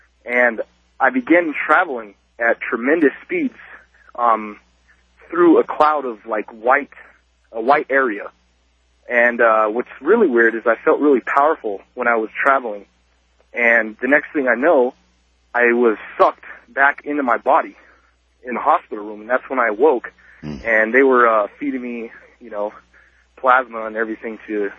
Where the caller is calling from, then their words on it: Albuquerque, New Mexico, United States; I'm calling from Albuquerque, New Mexico.